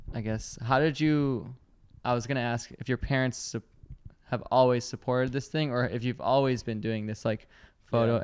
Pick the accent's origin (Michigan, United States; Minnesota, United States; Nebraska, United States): Michigan, United States; I'm from Michigan